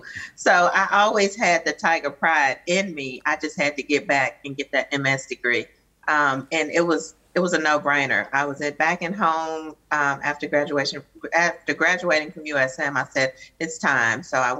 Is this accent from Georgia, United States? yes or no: no; Jackson, Mississippi, United States; Well, I grew up in Jackson